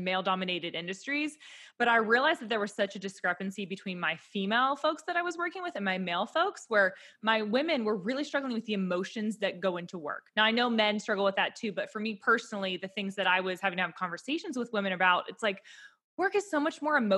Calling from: Nashville, Tennessee, United States; Yeah, so I'm tuning in from Nashville, but I, like TJ, started out on Wall Street

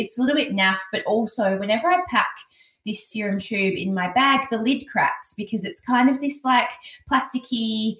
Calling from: Adelaide, South Australia, Australia; I'm actually recording from Adelaide and I didn't bring it.

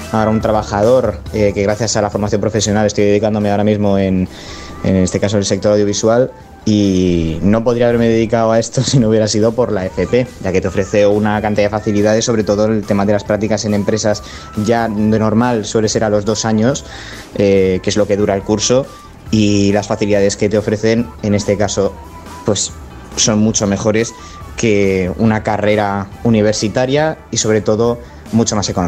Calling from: Zaragoza, Aragon, Spain; Bueno, un abrazo a todo el equipo, un beso muy grande desde Zaragoza.

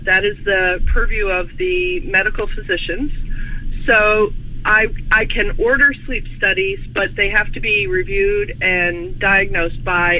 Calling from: St. Charles, Illinois, United States; I'm up near Chicago, St. Charles, Illinois.

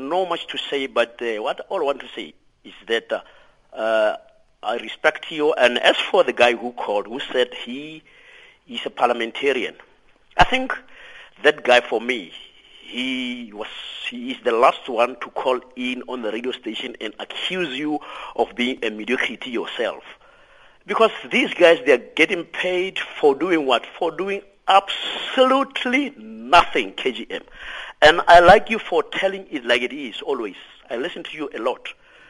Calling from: Lichtenburg, North West, South Africa; From Lichtenberg. Good morning.

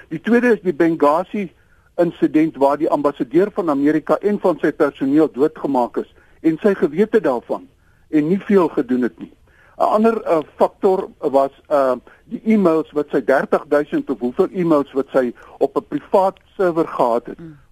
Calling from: Pretoria, Gauteng, South Africa; van Pretoria.

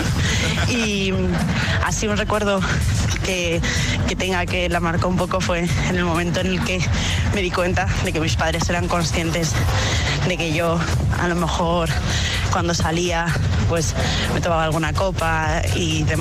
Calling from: Madrid, Community of Madrid, Spain

